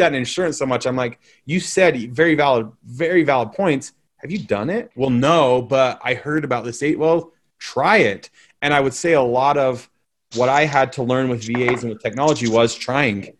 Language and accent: English; Utah, United States; you're coming to my hometown